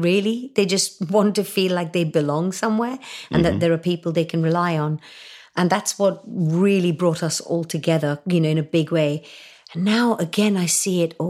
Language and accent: English; Hong Kong; moved away as an adult; also born or lived in India; now in United Kingdom; my teenage years growing up in Hong Kong